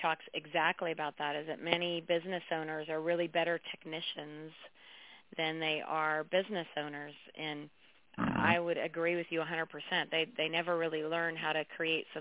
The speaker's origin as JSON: {"language": "English", "town": "Chico", "region": "California", "country": "United States", "tie": "born or raised there", "said": "I grew up in Chico"}